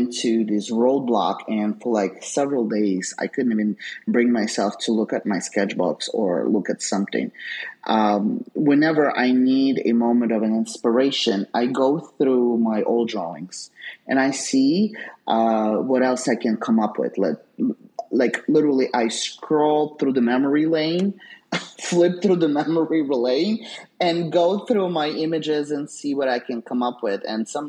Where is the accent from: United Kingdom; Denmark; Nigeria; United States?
United States; New York; I don't have patience for anything, being the New Yorker that I am, right?